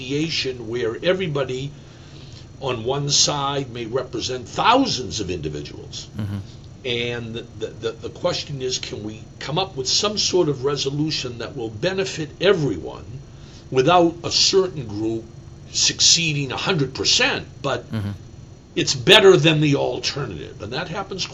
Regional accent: Massachusetts, United States; I grew up in Massachusetts

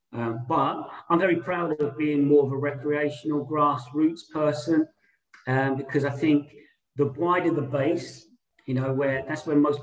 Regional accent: Portsmouth, South East England, United Kingdom; also born or lived in London; I went back to my hometown as a sports development officer for the local authority, Portsmouth

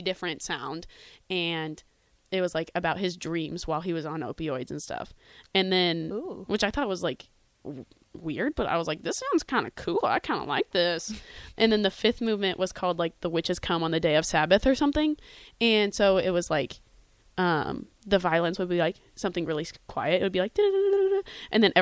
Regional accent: Houston, Texas, United States; now in Lincoln, United States; I'm from Houston

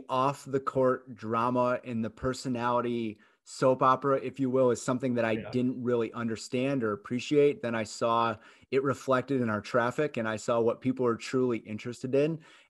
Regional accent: Michigan, United States; I grew up in Michigan from a hockey family

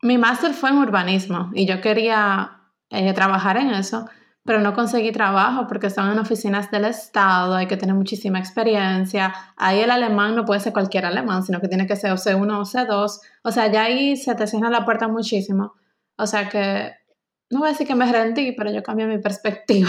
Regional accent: Dominican Republic; moved away as an adult; also born or lived in Stuttgart, Germany; now in Germany

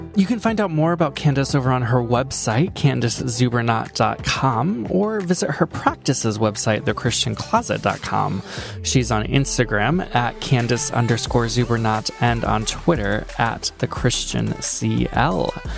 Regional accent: Midwest, United States; moved away; I grew up in the Midwest

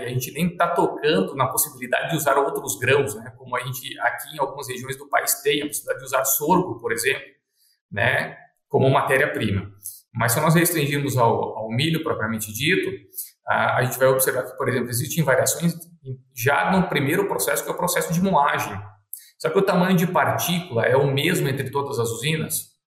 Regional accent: Concórdia, Santa Catarina, Brazil; now in Sinop, Brazil; eu sou natural de Concórdia, Santa Catarina

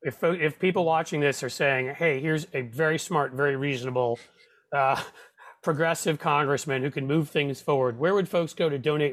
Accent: New York, United States; I grew up in New York. I'm a Yankees fan.

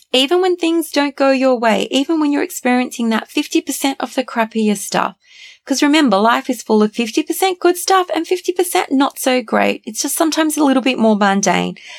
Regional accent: Australia; Growing up in Australia

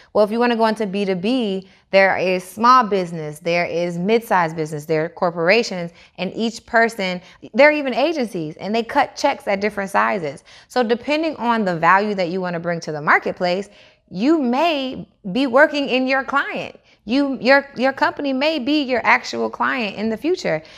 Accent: Atlanta, Georgia, United States; also born or lived in Niagara Falls; I moved from Niagara Falls to Atlanta when I was six years old

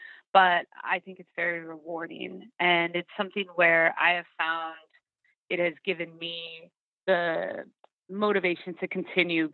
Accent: Sacramento, California, United States; moved away; I'm in Sacramento, like I was saying, and it's my hometown, and it's where I grew up and really taught myself how to sing and perform

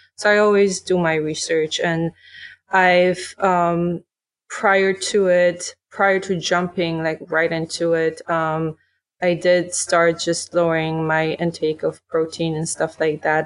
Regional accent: Poland; now in United States; growing up in Poland

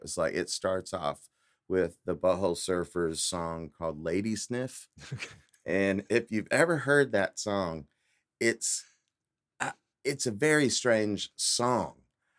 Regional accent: Eagle Mountain, Texas, United States; also born or lived in Geneva; But I, I grew up out in Eagle Mountain.

